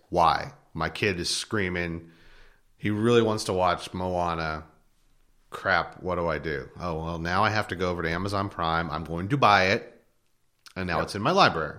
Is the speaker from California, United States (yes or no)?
no; north of Philadelphia, Pennsylvania, United States; moved away; I grew up in Pennsylvania. Um, uh, north of Philadelphia an hour